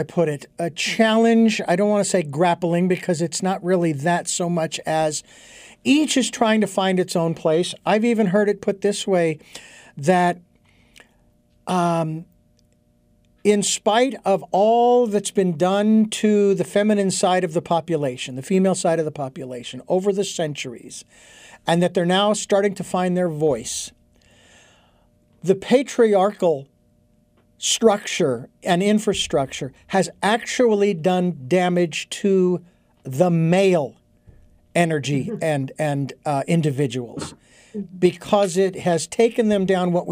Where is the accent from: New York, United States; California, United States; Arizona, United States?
Arizona, United States; Phoenix; growing up in Phoenix, it was always hot.